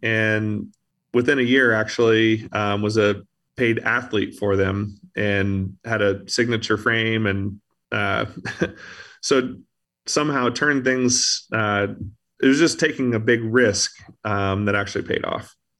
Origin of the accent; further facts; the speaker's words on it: Louisville, Kentucky, United States; I grew up in Louisville, Kentucky